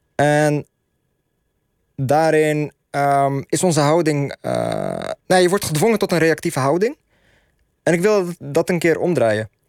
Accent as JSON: {"language": "Dutch", "country": "Netherlands", "said": "we zijn Marokkaans-Nederlandse millennials"}